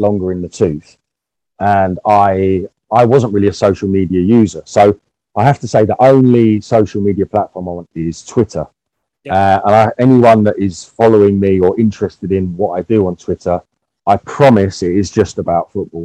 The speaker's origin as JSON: {"language": "English", "region": "England", "country": "United Kingdom", "said": "as an English person"}